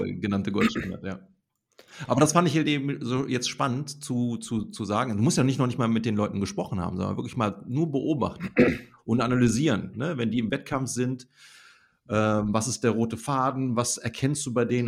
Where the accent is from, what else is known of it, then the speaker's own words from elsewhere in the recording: Bergisches Land, North Rhine-Westphalia, Germany; da, wo ich herkomme aus dem Bergischen Land